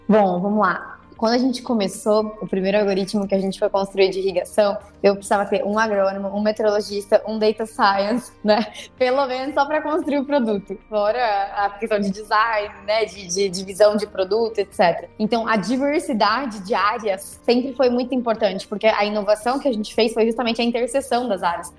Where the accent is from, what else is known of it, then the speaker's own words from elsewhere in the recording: Itajubá, Minas Gerais, Brazil; Eu sou do sul de Minas Gerais, sou de uma cidade que chama Itajubá